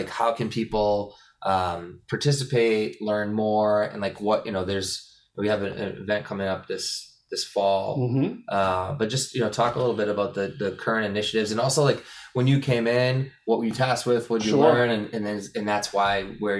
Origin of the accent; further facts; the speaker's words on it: Merrimack Valley, Massachusetts, United States; I'm from the Merrimack Valley